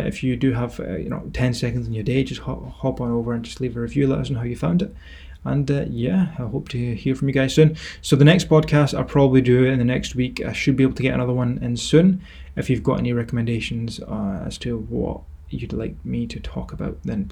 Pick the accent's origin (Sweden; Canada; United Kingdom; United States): United Kingdom; Scotland; accent: Scottish; my Scottish accent